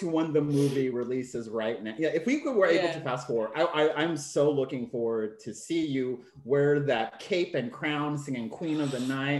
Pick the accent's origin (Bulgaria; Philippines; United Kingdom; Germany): Philippines; we're Filipino